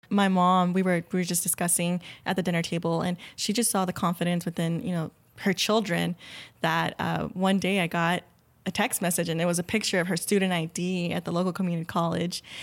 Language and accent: English; Pharr, Texas, United States; now in Austin, United States; I grew up in the Rio Grande Valley